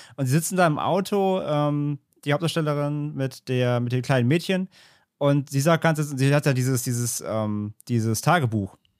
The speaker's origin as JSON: {"language": "German", "country": "Germany", "said": "als Deutscher"}